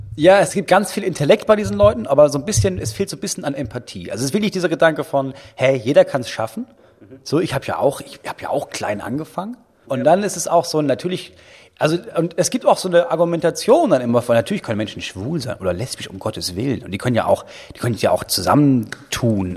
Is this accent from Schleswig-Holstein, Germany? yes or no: yes; Itzehoe, Schleswig-Holstein, Germany; bei uns in Itzehoe